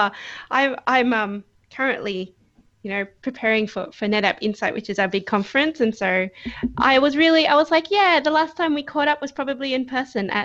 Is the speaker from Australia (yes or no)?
yes; Australia; moved away as an adult; now in Michigan, United States; I am an Australian who is currently living in Michigan, USA, which means that I haven't been home for over a year